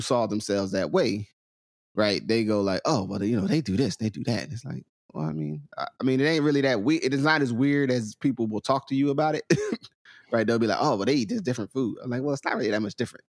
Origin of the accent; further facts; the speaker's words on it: Willingboro, New Jersey, United States; accent: New Jersey; North Jersey; sometimes Southern; also born or lived in Trenton, New Jersey; I'm born on the, in Trenton. and then, so then I have, I have a Trenton layer of, of, of experience and understanding, and then I have a Willowboro layer